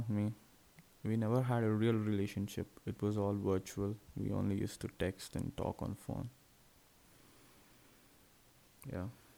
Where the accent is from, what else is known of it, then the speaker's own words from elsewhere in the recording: Hyderabad, Telangana, India; also born or lived in Tenali, Andhra Pradesh / Guntur, Andhra Pradesh / Chirala, Andhra Pradesh; now in Visakhapatnam, India; I'm from India, Andhra Pradesh state, and in there, a little place called Tenali. I was born over there, and I lived my life in Guntur, which is 21 kilometers away, till my fourth standard, and then I went to Hyderabad